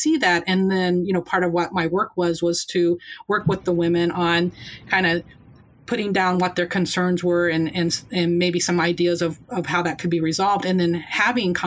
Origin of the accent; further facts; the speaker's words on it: Indiana, United States; moved away as an adult; also born or lived in Baltimore, Maryland; now in Chicago, United States; growing up in Indiana is like, you know, I grew up in these small towns where everybody knew you